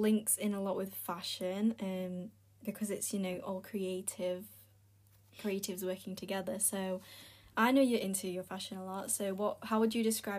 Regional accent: Philippines; Since we're both Filipino

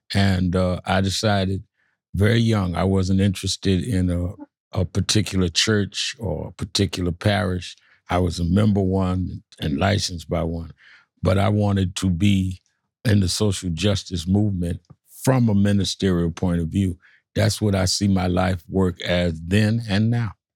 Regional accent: New York, United States; I was born and raised in New York

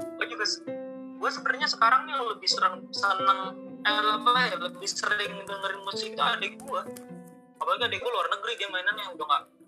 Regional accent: Bogor, West Java, Indonesia; also born or lived in Depok; rumah gue di Lodaya di Bogor ya hmm. SMP gue di Sempur

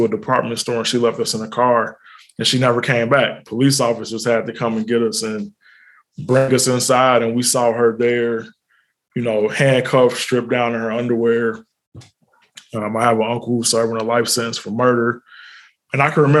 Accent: Cincinnati, Ohio, United States; also born or lived in Italy; now in Atlanta, United States; Born and raised in Cincinnati

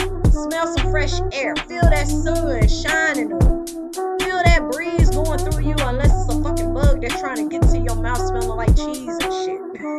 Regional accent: the South, United States; accent: Southern; In order for me to get my accent back, I need to go back home for about a year or two and then come back, and then y'all be able to hear my accent. Even though it sounds very lovely and I sound like a straight up Southern belle to the max.

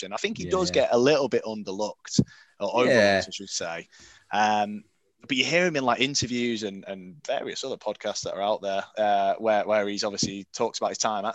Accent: Portsmouth, South East England, United Kingdom; I was born in Portsmouth

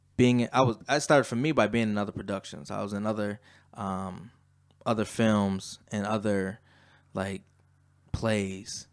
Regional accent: Lackawanna, New York, United States; also born or lived in Atlanta, Georgia; growing up in Lackawanna

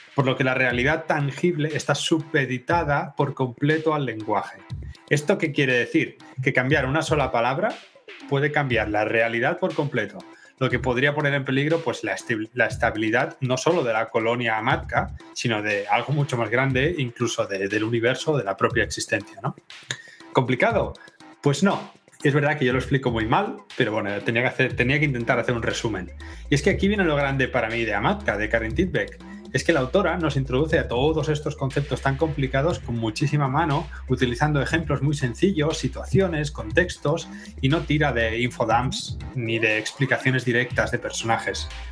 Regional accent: Spain; now in Denmark; somos españoles

